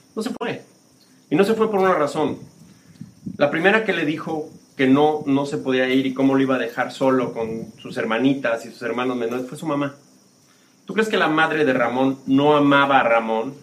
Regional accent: Mexico City, Mexico; moved away as an adult; also born or lived in United States / Spain; yo soy del barrio de La Guerrero, en la Ciudad de México, en la frontera con Tepito

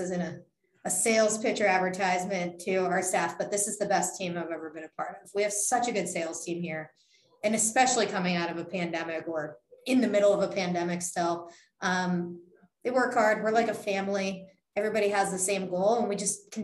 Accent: Youngstown, Ohio, United States; moved away; also born or lived in Columbus, Ohio / Minnesota; I'm from Northeast Ohio. I'm from about an hour and a half away from Cleveland. I'm from Youngstown

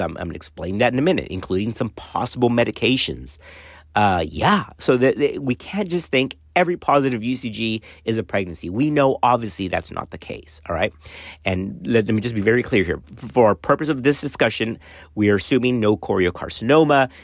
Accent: Laredo, Texas, United States; growing up in Laredo, uh, around that time, right, it was seventies-ish

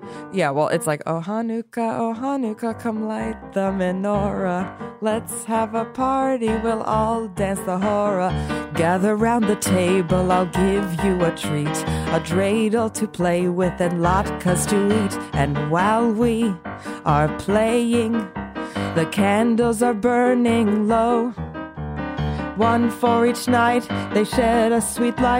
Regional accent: Los Angeles, California, United States; growing up in Los Angeles, being Jewish

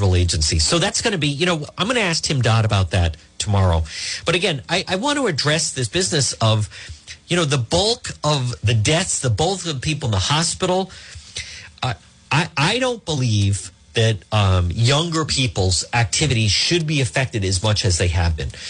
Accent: Edgewood, Rhode Island, United States; growing up in Edgewood

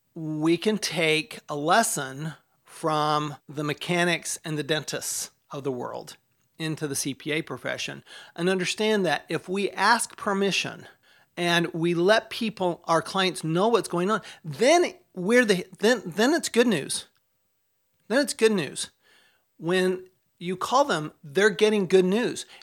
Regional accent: Tempe, Arizona, United States; Tempe, Arizona, my hometown.

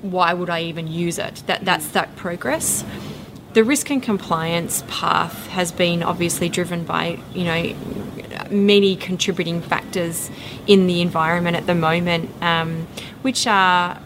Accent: Western Australia, Australia; my hometown where I grew up on the farm was 800 kilometres away from Perth

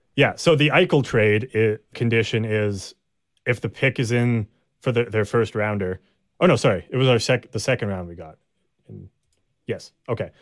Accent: Canada; we're Canadian

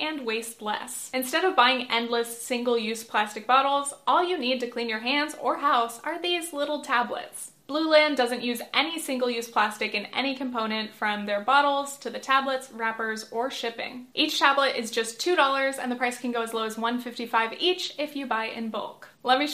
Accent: Southern California, United States; moved away as an adult; now in New York City, United States; I grew up in Southern California, about an hour south of LA, and I've been living in New York for a couple years now

